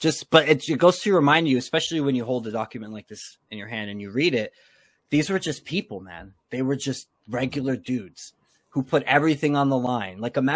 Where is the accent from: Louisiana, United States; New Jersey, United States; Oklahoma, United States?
New Jersey, United States; Elizabeth; Jonathan Dayton was from my hometown, Elizabeth, New Jersey.